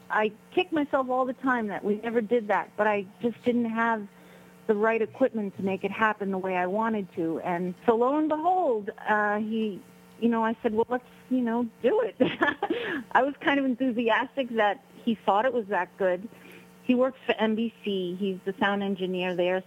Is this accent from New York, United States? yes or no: yes; New York City, New York, United States; we're both from Brooklyn, New York.